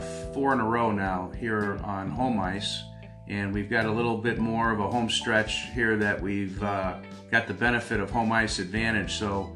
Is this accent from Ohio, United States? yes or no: no; Chicago, Illinois, United States; moved away; I grew up in Chicago and got introduced to hockey through my dad